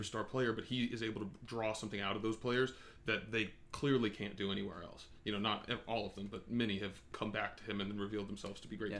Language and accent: English; United States; as an American